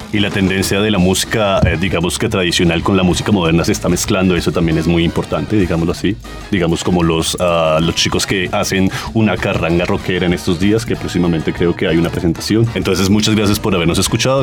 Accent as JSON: {"language": "Spanish", "country": "Colombia", "said": "como colombianos"}